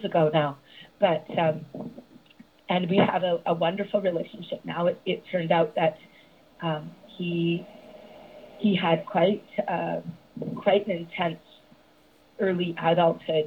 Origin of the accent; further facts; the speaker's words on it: Montreal, Quebec, Canada; moved away as an adult; now in United States; I was born and raised in Montreal, Quebec, Canada